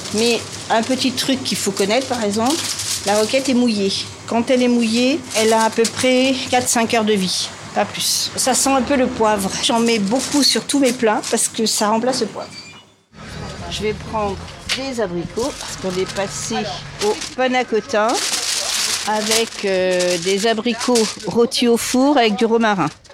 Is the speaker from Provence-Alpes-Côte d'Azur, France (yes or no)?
yes; Châteauneuf-Grasse, Provence-Alpes-Côte d'Azur, France; moved away as an adult; also born or lived in Montreal, Canada; now in Paris, France; je venais de Châteauneuf-de-Grasse, un petit patelin au-dessus de Nice